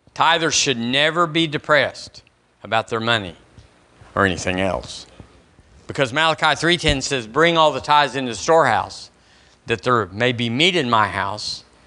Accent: United States; as an American

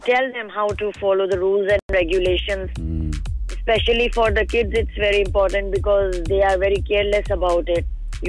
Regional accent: Nepal; now in United Arab Emirates; I'm from Nepal.

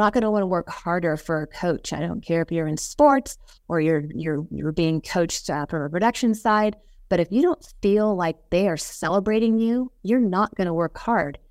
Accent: Las Vegas, Nevada, United States; I born and raised in Las Vegas.

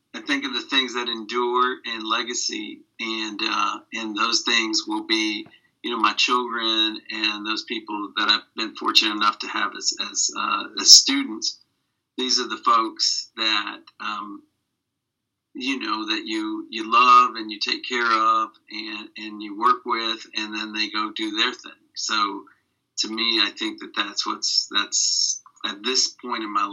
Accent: New York, United States; I was born in New York

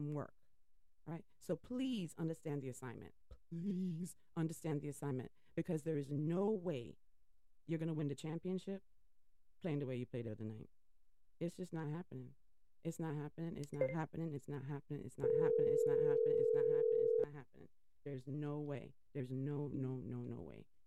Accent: Boston, Massachusetts, United States; I was born in Boston, I bleed green.

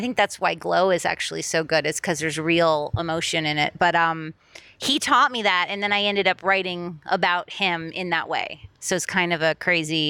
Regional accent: Miami, Florida, United States; moved away as an adult; also born or lived in Boston, United States; now in Los Angeles, United States; I grew up in Miami

